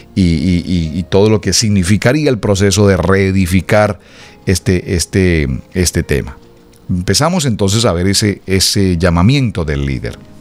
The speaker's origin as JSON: {"language": "Spanish", "country": "Colombia", "tie": "born or raised there", "moved": "yes", "said": "mi país natal, Colombia"}